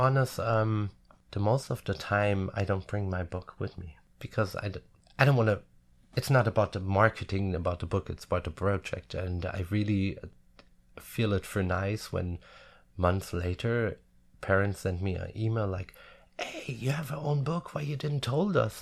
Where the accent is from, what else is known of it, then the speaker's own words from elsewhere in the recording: a little village near Frankfurt am Main, Hesse, Germany; English is a second language; now in Munich, Germany; home is my hometown, of course. Um, even I don't live there since over twenty years now. A little village near Frankfurt am Main.